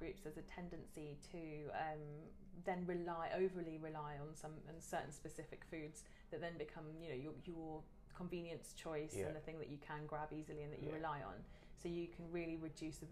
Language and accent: English; Devon, South West England, United Kingdom; I grew up in Devon